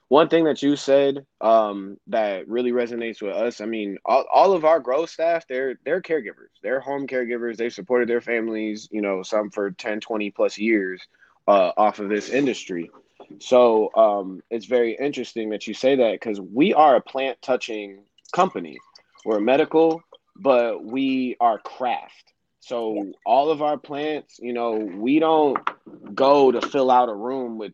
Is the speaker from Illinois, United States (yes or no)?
no; Royal Oak, Michigan, United States; I was a 17-year-old kid, you know, growing up in Royal Oak